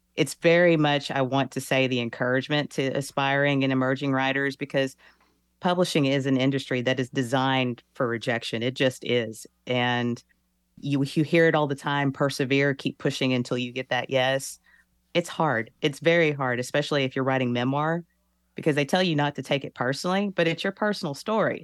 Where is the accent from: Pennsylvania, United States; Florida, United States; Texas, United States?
Texas, United States; I'm from the South, I'm from Texas, I'm born and raised in the Bible Belt